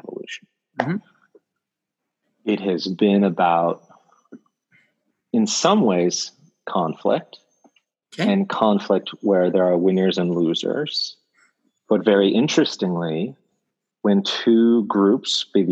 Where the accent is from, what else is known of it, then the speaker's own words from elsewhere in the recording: Bay Area, California, United States; moved away as an adult; now in Bangalore, India; I was born in America, in California. I basically grew up all over the Bay Area